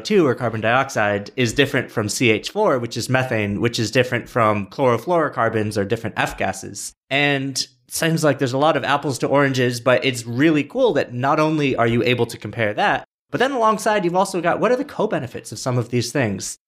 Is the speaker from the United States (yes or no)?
yes; Rochester, New York, United States; I'm also from Rochester